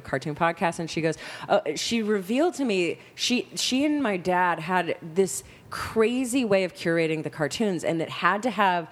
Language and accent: English; Texas, United States; also born or lived in Malaysia; we're all from Texas.